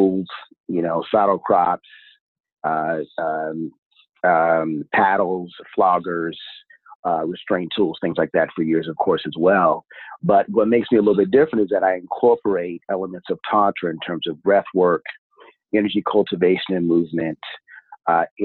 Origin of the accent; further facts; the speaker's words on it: Pacific Northwest, United States; So I am from the Pacific Northwest